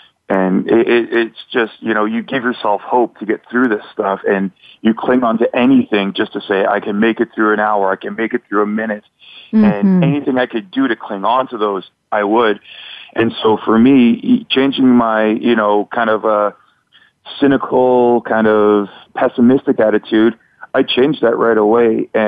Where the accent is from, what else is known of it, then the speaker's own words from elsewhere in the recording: Canada; You know, I'm from Canada.